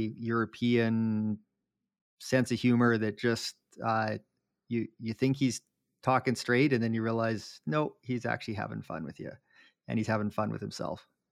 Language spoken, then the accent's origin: English; Jasper, Alberta, Canada; when I was growing up in Jasper